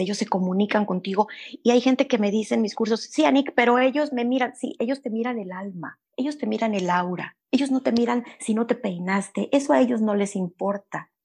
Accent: Veracruz, Mexico; moved away; also born or lived in Monterrey, Mexico; Yo nací en, en Veracruz, pero después me fui a vivir a Monterrey. Los últimos nueve años los pasé allá

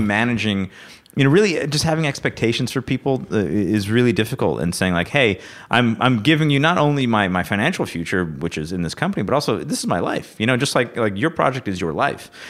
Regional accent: Rochester, New York, United States; I'm from Rochester, New York

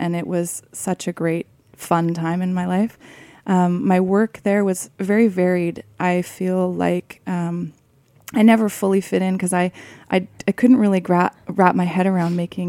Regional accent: a suburb of Vancouver, British Columbia, Canada; I grew up in a suburb of Vancouver by the ocean

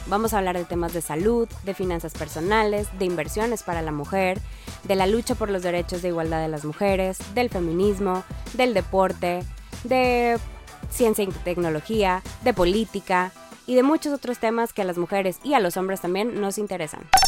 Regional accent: Monterrey, Nuevo León, Mexico; yo soy de Monterrey, Nuevo León

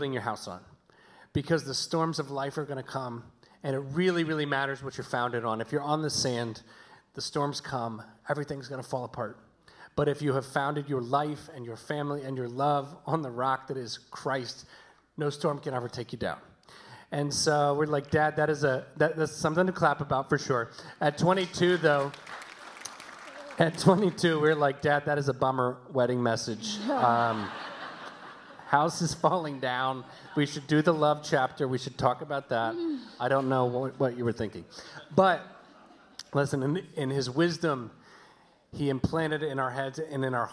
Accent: the South, United States; moved away; we're from the South, hence the y'alls you may have heard

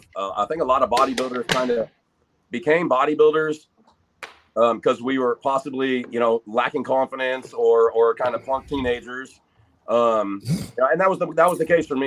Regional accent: North Highlands, California, United States; I came from North Highlands, and back then I was the minority as a white kid there.

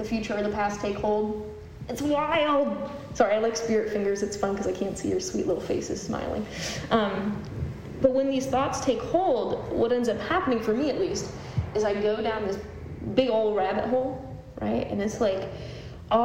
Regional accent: Cleveland, Ohio, United States; moved away; Cleveland, which is my hometown

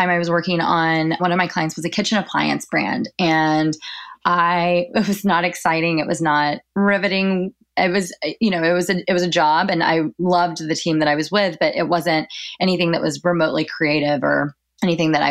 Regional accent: Dallas, Texas, United States; moved away as an adult; now in New York, United States; So I'm originally from Dallas, from a suburb of Dallas, and I went to school at the University of Oklahoma and then moved up here to pursue a career in PR

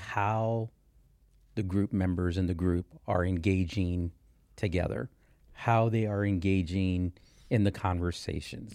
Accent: Texas, United States; also born or lived in Kansas City area; now in Kansas City, United States; I'm from Texas.

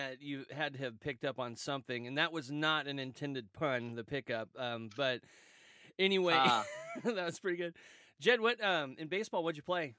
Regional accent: Kansas City, Missouri, United States; I'm a Royals fan. I'm from Kansas City, Missouri. That's where I was born.

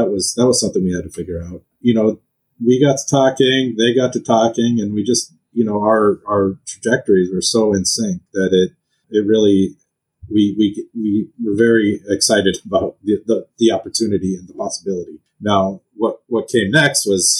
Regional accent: St. Louis Park, Minnesota, United States; also born or lived in Duluth, Minnesota; I grew up in just outside of Minneapolis in St. Louis Park

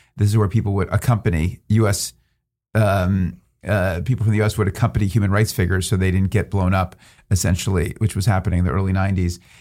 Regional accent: Philadelphia, Pennsylvania, United States; moved away as an adult; also born or lived in New York / Western Massachusetts / Stanford, California; now in California, United States; born in New York, but really Philadelphia is where I grew up, suburban Philadelphia.

